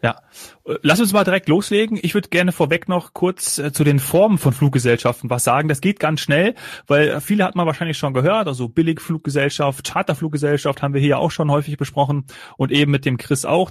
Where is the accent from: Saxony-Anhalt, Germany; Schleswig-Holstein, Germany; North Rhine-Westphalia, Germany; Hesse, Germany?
Hesse, Germany; Kassel; aus meiner Heimatregion Kassel-Calden